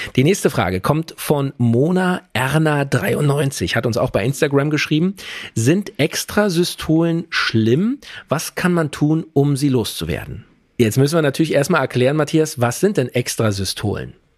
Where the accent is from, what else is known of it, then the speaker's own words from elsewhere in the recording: Germany; bei uns in Deutschland